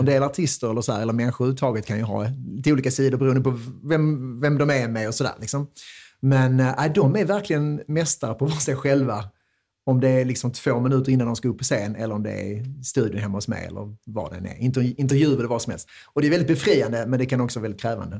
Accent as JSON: {"language": "Swedish", "town": "Vellinge", "region": "Skåne", "country": "Sweden", "tie": "born or raised there", "said": "jag är från Vellinge, absolut. Jag eh, växte upp här"}